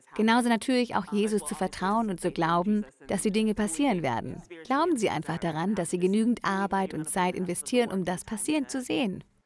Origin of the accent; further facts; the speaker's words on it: Omaha, Nebraska, United States; moved away as an adult; now in Los Angeles, United States; Ich komme aus Omaha in Nebraska.